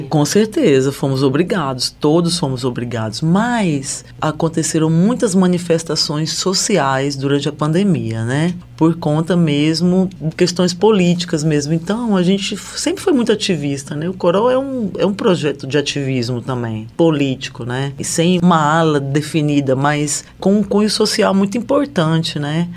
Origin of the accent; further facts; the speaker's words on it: Recife, Pernambuco, Brazil; moved away; Eu sou nordestina